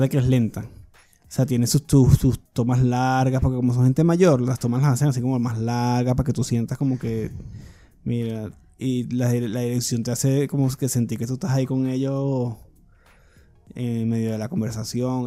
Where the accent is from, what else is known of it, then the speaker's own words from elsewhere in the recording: Venezuela; moved away; como venezolano